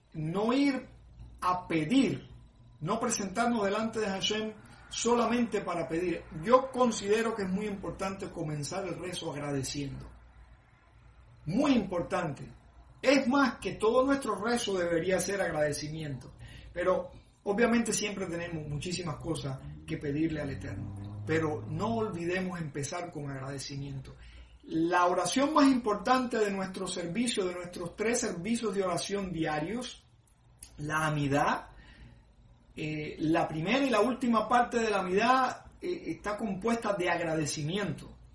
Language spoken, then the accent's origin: Spanish; Cuba; moved away; cuando viví en mi pueblo, en Cuba